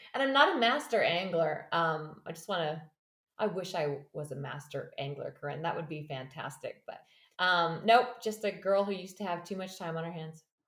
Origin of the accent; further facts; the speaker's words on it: Canada; also born or lived in Australia / Fraser Valley, British Columbia; I am a Canadian who fell in love with an Australian